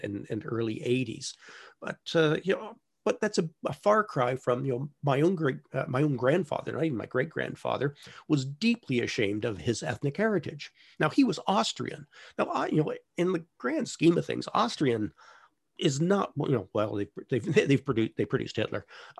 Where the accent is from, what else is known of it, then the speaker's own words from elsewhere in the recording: Toronto, Ontario, Canada; I grew up in Toronto, where, you know, your neighbors are Polish and Hungarian